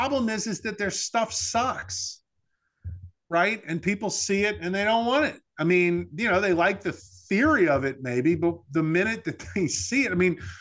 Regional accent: New Orleans, Louisiana, United States; when I grew up in New Orleans

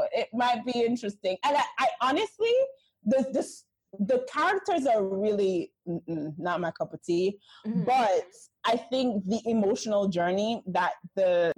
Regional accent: Jamaica; moved away as an adult; also born or lived in New York; I am Jamaican.

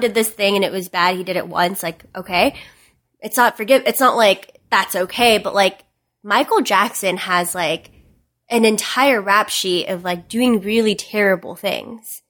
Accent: Philippines; moved away; I wasn't born here. I was born in the Philippines

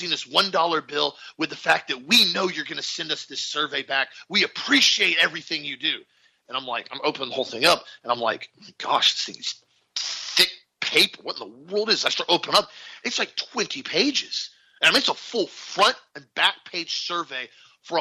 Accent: Florida, United States; We're from Florida

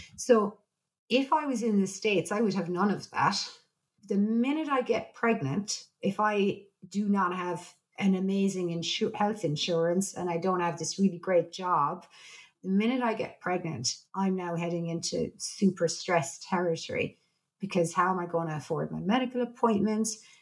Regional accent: Ireland; I'm Irish

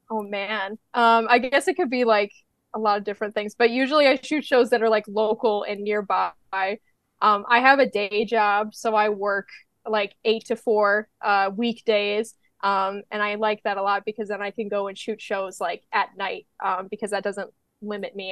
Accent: Midwest, United States; I'm from the Midwest.

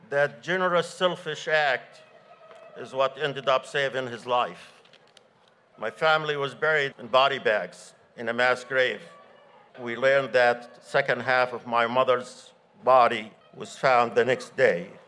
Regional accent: Gaza, Gaza Strip, Palestine; now in Northern Virginia, United States; I was born and raised in Gaza, where I spent my summers playing by the Sea of Gaza with my friends. I'm also a descendant of refugees from Palestine, Palestinian village of Karatia

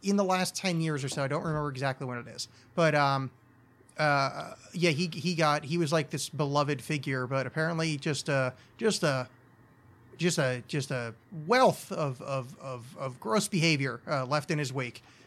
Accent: Oakland, New Jersey, United States; my hometown of Oakland, New Jersey.

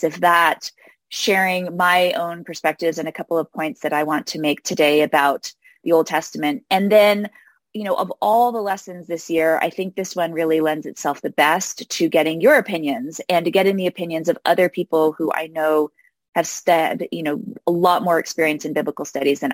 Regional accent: New York City, New York, United States; I grew up in New York City, which is an unusual place to grow up in the church.

